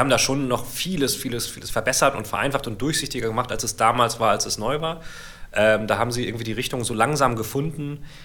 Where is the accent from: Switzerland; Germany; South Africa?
Germany; bei uns in Deutschland